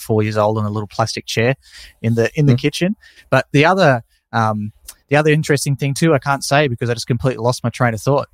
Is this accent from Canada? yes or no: no; Tasmania, Australia; born or raised there